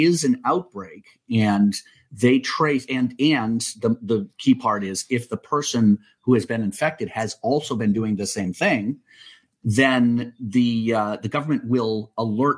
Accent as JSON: {"language": "English", "country": "United States", "moved": "yes", "lives_now": "New Zealand", "said": "I'm an American chauvinist"}